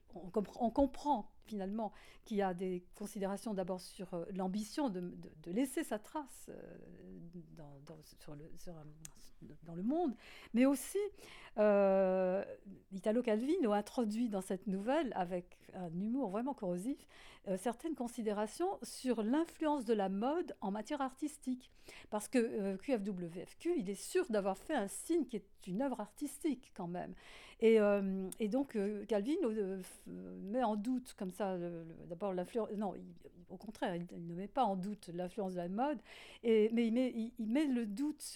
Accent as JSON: {"language": "French", "country": "France", "accent": "French", "said": "mon accent français"}